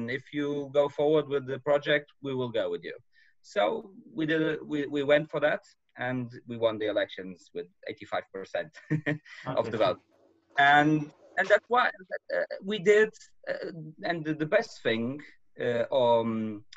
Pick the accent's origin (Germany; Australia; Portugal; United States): Portugal; Madeira; moved away as an adult; now in mainland Portugal; I'm from Madeira. An island belongs to Portugal